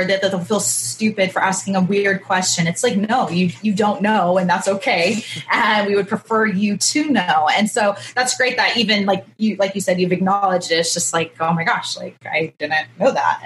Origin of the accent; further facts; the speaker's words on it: Kansas City, Midwest, United States; now in Southern California, United States; I grew up in the Midwest, there wasn't a ton of mixed people